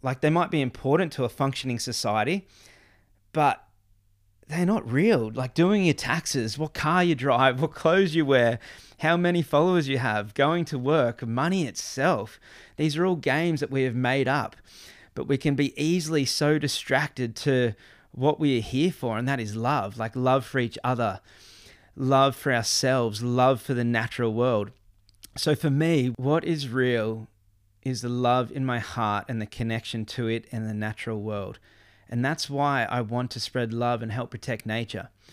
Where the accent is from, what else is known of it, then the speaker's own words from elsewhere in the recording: Gold Coast, Queensland, Australia; growing up in Palm Beach on the Gold Coast, and I was in the Palm Beach Board Riders